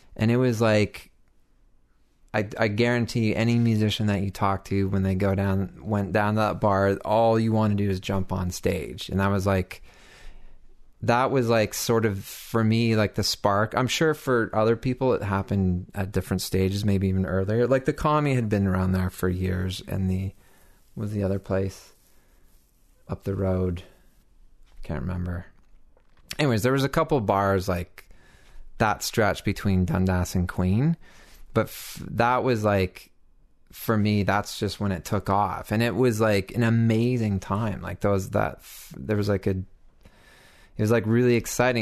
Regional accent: Toronto, Ontario, Canada; moved away as an adult; also born or lived in Mono, Ontario; I grew up in Toronto and had like made it from Bloor and Spadina to like Bloor and Lansdowne over the course of like 20 years

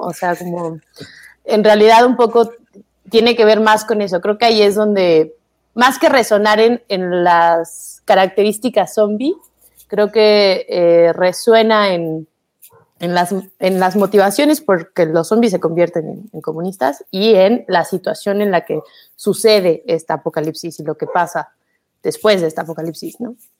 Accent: Mexico City, Mexico; los dos somos de la Ciudad de México

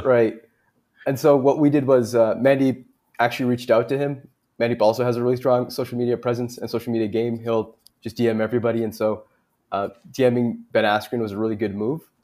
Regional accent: Canada; us being Canadian

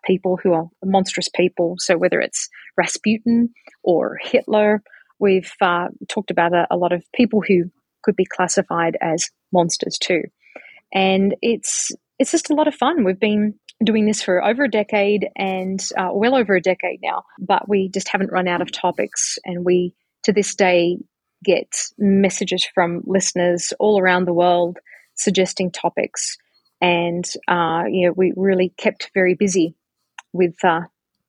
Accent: Australia; moved away; here I am coming from Australia

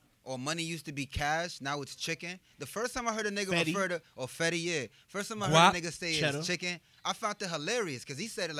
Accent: New York City, New York, United States; I'm from the Bronx

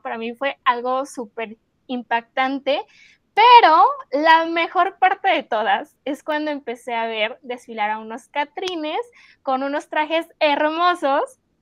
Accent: Mexico; como mexicanos

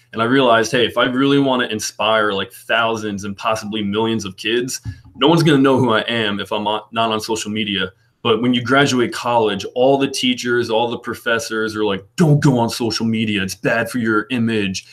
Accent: Peapack-Gladstone, New Jersey, United States; I grew up in Peapack, Gladstone, New Jersey

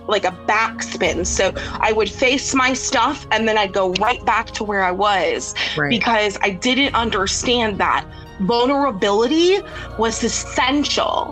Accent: United States; I'm an American.

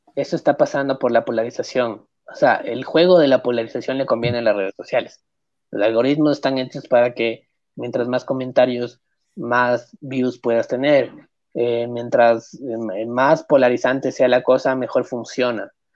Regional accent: Ecuador; La gente me ve aquí en este país, que es mi país. Y la gente no, ve un ecuatoriano. Nunca va a ver un ecuatoriano. Es muy difícil que me vea como ecuatoriano

